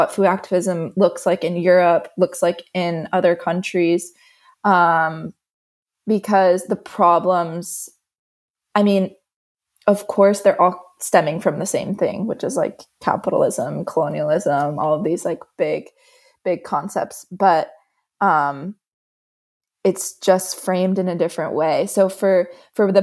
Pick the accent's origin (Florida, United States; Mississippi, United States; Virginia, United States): Florida, United States; moved away as an adult; now in Bra, Italy; I'm originally from the States, from Florida